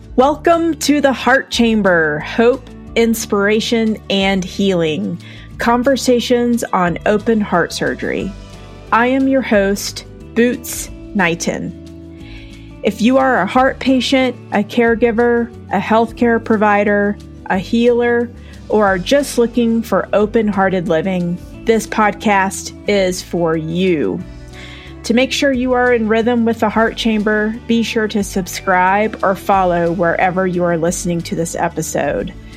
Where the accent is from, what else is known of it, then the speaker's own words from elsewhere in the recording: the South, United States; I'm from the South, like, everyone's stoic. We bless everyone's hearts and drink sweet tea and go to church on Sunday and pray it away